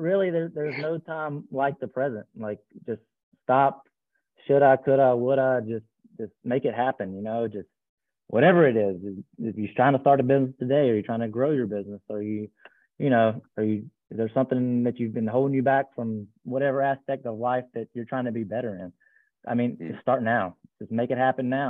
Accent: Eastern North Carolina, United States; moved away as an adult; now in Raleigh, United States; I'm from Eastern North Carolina, but I moved up to Raleigh about 18 years ago

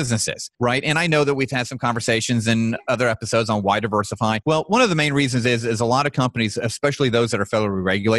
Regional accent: Atlanta, Georgia, United States; also born or lived in Tampa Bay, Florida / Dallas, Texas; grew up here in the Atlanta Stone Mountain, Lilburn area

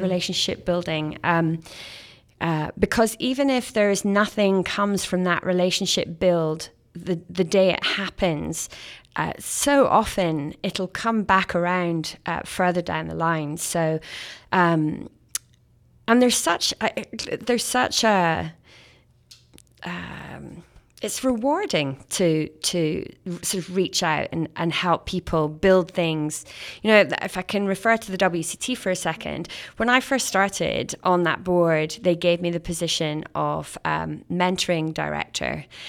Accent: Scotland, United Kingdom; now in Canada; as a Scottish Canadian

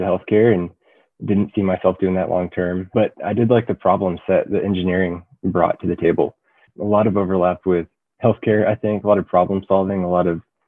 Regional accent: Denver, Colorado, United States; moved away as an adult; now in Lubbock, United States; I grew up in Denver, Colorado

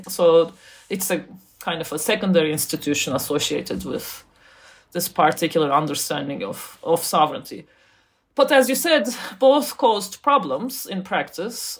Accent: Turkey; I grew up in Turkey

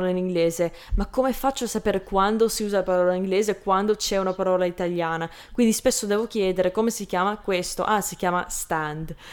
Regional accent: Canada; accent: Canadian; Italian is a second language; perché poi non lo dico perfettamente all'italiana perché ho un accento tra quello, can- quello canadese e quello italiano

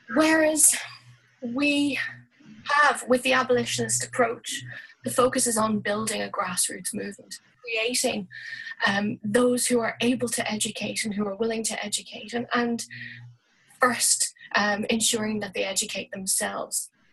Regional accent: Dublin, Leinster, Ireland; moved away as an adult; now in Galway, Ireland; i am Irish and I've been living in Ireland all my life. Dublin originally, but I've been living in Galway for about 12 years.

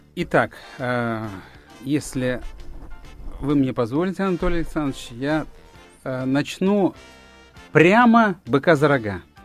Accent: Fergana, Fergana Region, Uzbekistan; moved away; в моем родном городе Фергане

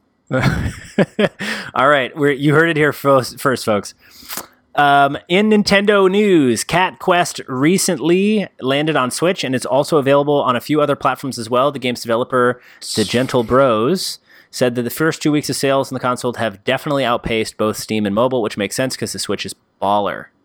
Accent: New York, United States; we're from New York

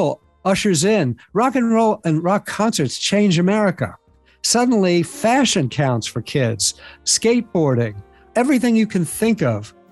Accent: New York, United States; when I was a kid growing up in New York, I grew up in the 60s

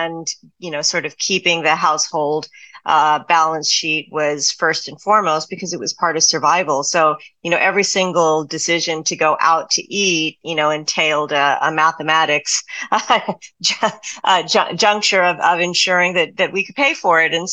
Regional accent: South Texas, United States; moved away as an adult; I was coming from South Texas

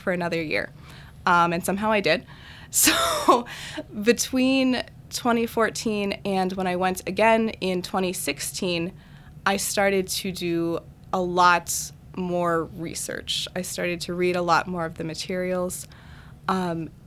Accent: Wisconsin, United States; I was born and raised in Wisconsin my whole life.

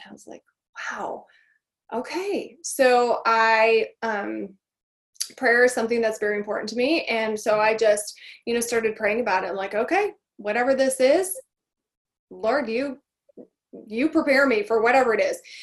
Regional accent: Michigan, United States; born or raised there

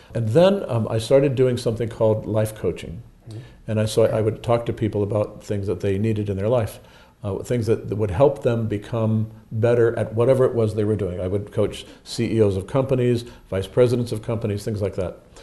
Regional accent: East Cleveland, Ohio, United States; also born or lived in Lakewood, Ohio; I was born in East Cleveland, Ohio, right near where the Kirtland, the Mormon Kirtland Temple is

